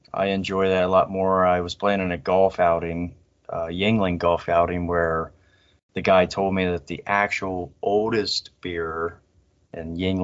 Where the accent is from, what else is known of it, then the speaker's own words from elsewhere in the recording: Ohio, United States; now in Pennsylvania, United States; I am in PA. Even though I was born and raised in Ohio